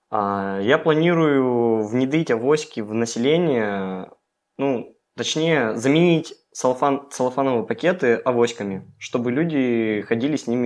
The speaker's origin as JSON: {"language": "Russian", "town": "Melnitsa", "region": "Irkutsk Oblast", "country": "Russia", "said": "А, нет, а, я из Нижнеудинского района, села Мельница."}